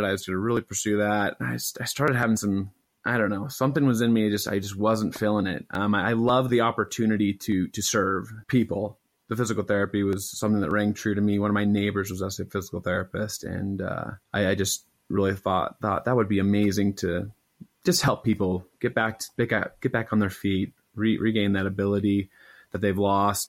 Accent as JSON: {"language": "English", "town": "Idaho Falls", "region": "Idaho", "country": "United States", "also_born_or_lived": "St. George, Utah", "said": "I'm from Idaho Falls, Idaho originally"}